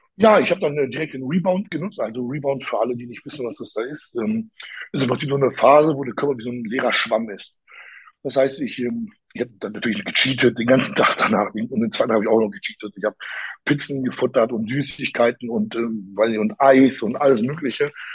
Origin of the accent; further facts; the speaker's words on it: Poland; dass ich auch Pole bin oder Polnisch sprechen kann